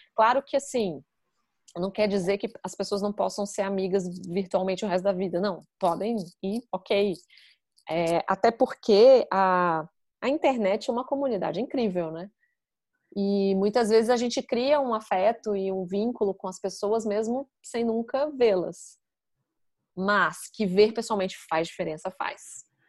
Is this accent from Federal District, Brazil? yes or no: yes; Brasília, Federal District, Brazil; moved away as an adult; now in London, United Kingdom; eu sou de Brasília, Fernanda também e Sofia também